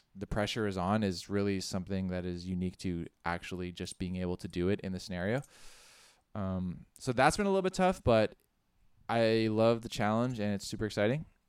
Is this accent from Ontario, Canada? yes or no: yes; Ottawa, Ontario, Canada; moved away; I'm also originally from Ottawa, and we played in bands. Um, yeah, back in Ottawa